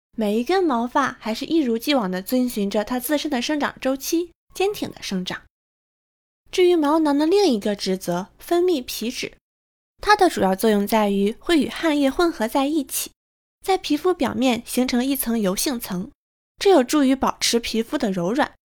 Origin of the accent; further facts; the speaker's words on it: northern China, China; moved away; 身为北方人